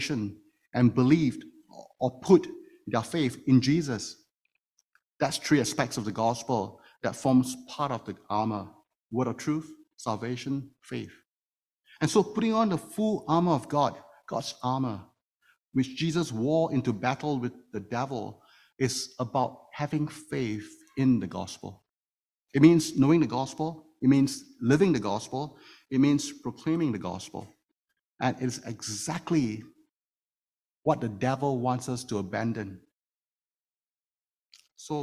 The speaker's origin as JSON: {"language": "English", "country": "Singapore", "moved": "yes", "lives_now": "Toronto, Canada", "said": "one of the privileges of being a Singaporean, which I am, is that I get to serve 2.5 years in the military service"}